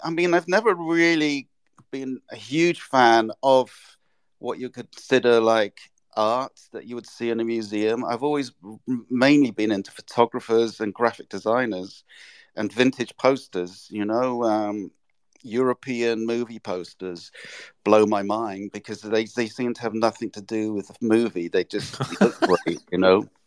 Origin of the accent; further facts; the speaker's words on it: England, United Kingdom; moved away as an adult; also born or lived in London / Japan; now in New York, United States; I'm English